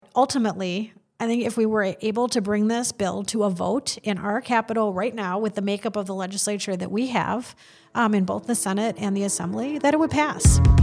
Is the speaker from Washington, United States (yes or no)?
no; Madison, Wisconsin, United States; growing up in Madison